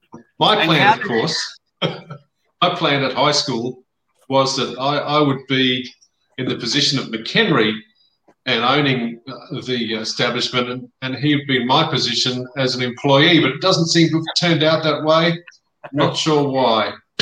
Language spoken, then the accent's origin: English; Adelaide Hills, South Australia, Australia; now in Tasmania, Australia; we're both from Adelaide Hills, and which was God's own country back then